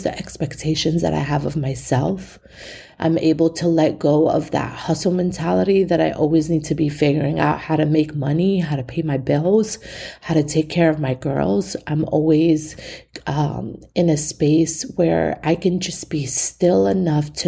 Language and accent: English; New York City, New York, United States; I'm born and raised in East New York. I come from the hood